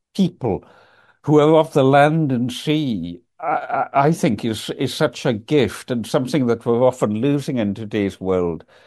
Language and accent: English; Isle of Lewis, Scotland, United Kingdom; moved away as an adult; also born or lived in Aberdeen; I was raised in the Isle of Lewis